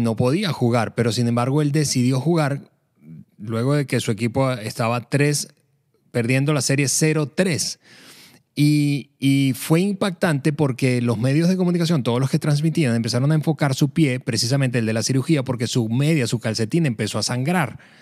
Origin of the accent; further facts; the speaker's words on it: Venezuela; en el país en el que crecí, en Venezuela